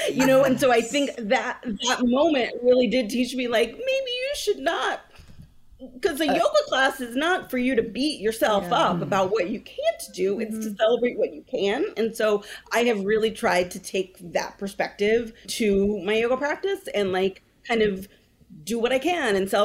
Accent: Berkeley, California, United States; I grew up in Berkeley

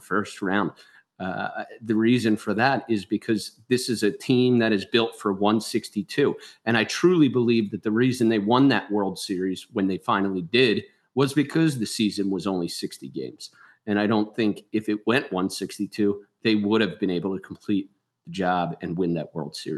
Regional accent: Philadelphia, Pennsylvania, United States; I'm sure you guys could tell from my voice. I'm from Philly

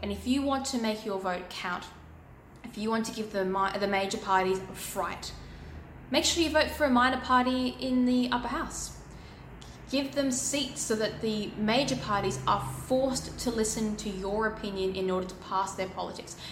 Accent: Australia

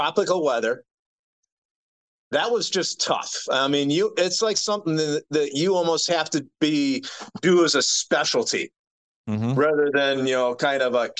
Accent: Michigan, United States; I grew up in Michigan

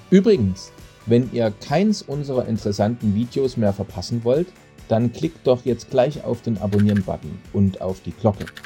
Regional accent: East Germany, Germany; Also ich bin ja in Ostdeutschland groß geworden und da gab es regelmäßig bei uns ungarische Weine.

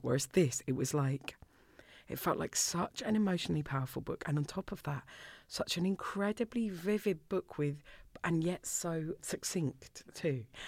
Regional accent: Orpington, London, United Kingdom; moved away as an adult; now in Scotland, United Kingdom; I grew up in Orpington

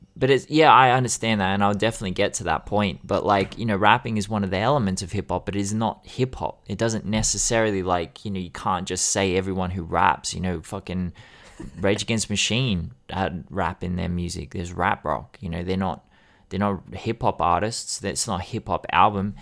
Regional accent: Sydney, New South Wales, Australia; I grew up in Sydney.

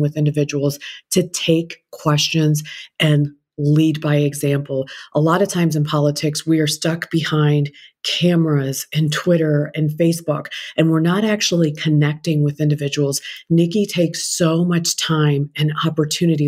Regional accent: India; now in United States; I'm an Indian immigrant

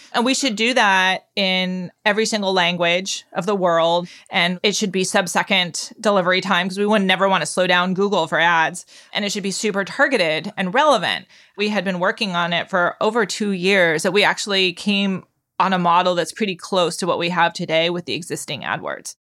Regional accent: Palo Alto, California, United States; When I grew up, nobody knew where Palo Alto was

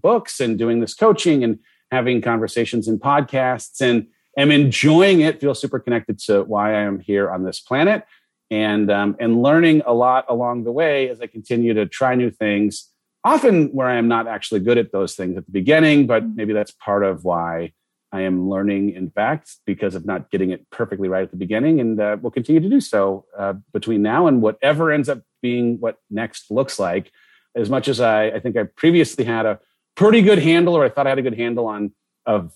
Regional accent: Southern California, United States; I grew up in Southern California

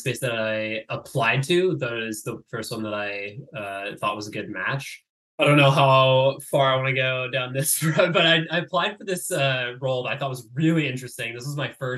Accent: California, United States; I grew up in Tahoe

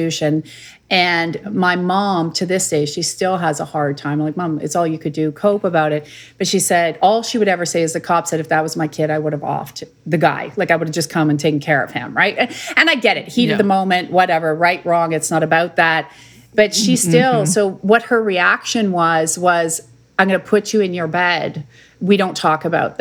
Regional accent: Saskatoon, Saskatchewan, Canada; where'd you grow up? Like some crazy country? And I'm like, no, that was in Saskatoon, Saskatchewan

